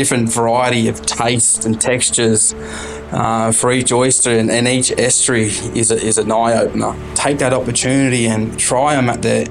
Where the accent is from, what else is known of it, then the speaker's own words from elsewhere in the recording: Walgett, New South Wales, Australia; now in Batemans Bay, Australia; Mate, I've lived here for 22 plus years, but before that, I'm originally from Walgett out at northwest New South Wales, little small country remote town.